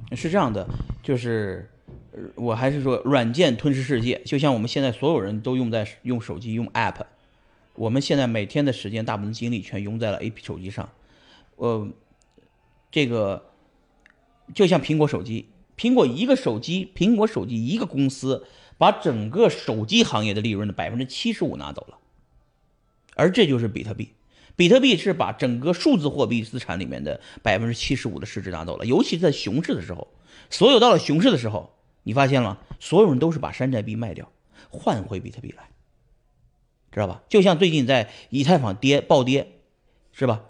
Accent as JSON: {"language": "Chinese", "town": "Pingyao", "region": "Shanxi", "country": "China", "tie": "born or raised there", "moved": "as an adult", "lives_now": "United States", "said": "我还是要回山西老家，埋在山西老家，所以我也会埋回平遥啊。那是我，我来自于山西"}